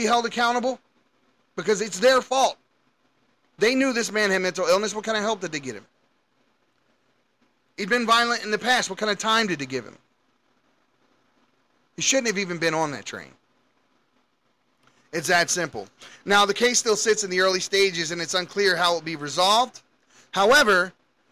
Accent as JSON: {"language": "English", "town": "Baltimore", "region": "Maryland", "country": "United States", "tie": "born or raised there", "said": "I grew up in Baltimore City"}